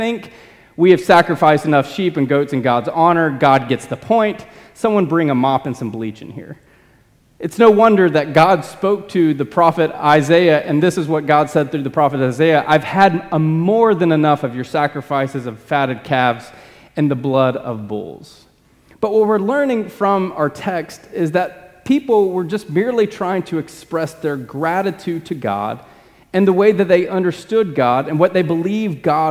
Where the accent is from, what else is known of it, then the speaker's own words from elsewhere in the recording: Birmingham, Alabama, United States; I was born in Birmingham